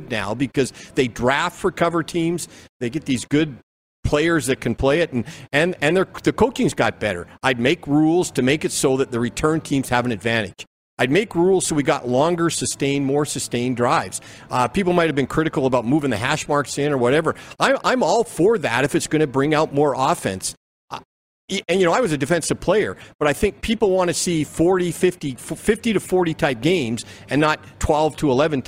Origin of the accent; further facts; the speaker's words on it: Canada; I'm a Canadian